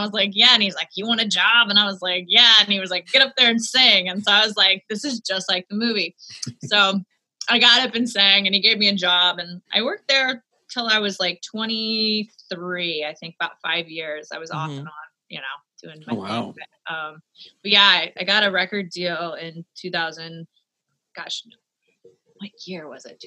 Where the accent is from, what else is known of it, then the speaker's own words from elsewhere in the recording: New Orleans, Louisiana, United States; moved away as an adult; also born or lived in Ponchatoula, Louisiana; now in Nashville, United States; I grew up in New Orleans, born and raised. We moved to like this small town called Ponchatoula when I was like in second grade. So I kind of split time between the two places